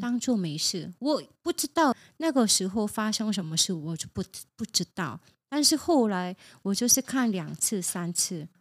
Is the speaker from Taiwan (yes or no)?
no; South Korea; moved away; 我是从韩国来的